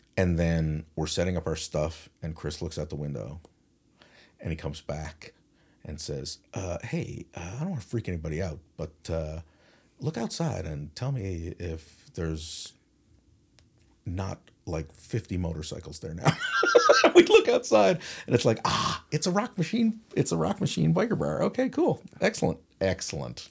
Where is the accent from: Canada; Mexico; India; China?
Canada; St. John's, Newfoundland and Labrador; I'm, I'm, I'm from town.